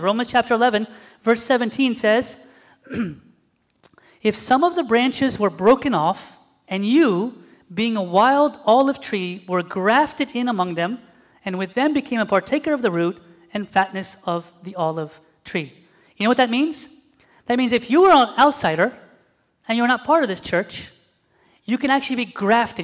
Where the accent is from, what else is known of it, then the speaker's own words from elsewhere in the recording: Zambia; moved away; I was from Zambia